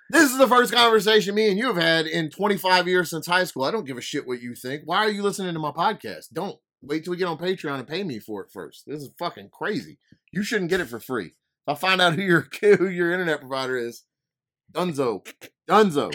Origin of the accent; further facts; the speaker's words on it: Louisiana, United States; I'm an idiot from Louisiana